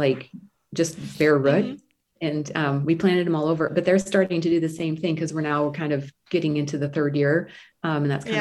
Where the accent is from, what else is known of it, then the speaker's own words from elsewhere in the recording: Midwest, United States; I'm from the Midwest.